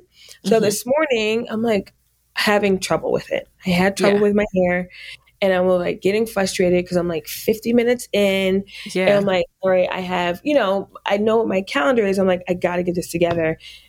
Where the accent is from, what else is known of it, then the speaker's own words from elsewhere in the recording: New York, United States; also born or lived in Fort Knox, Kentucky / Germany; So I was born in Fort Knox, Kentucky. {S6} Wow. {S7} And, spent some time in Germany and was raised in upstate New York and went to school in upstate New York as well.